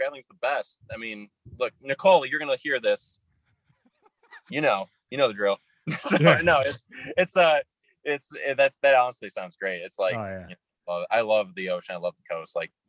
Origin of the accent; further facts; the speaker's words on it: Minnesota, United States; I've got a very, I'm from Minnesota, but I kind of sound, aside from a few words, a little more like, you know, Wisconsin or Chicago or something.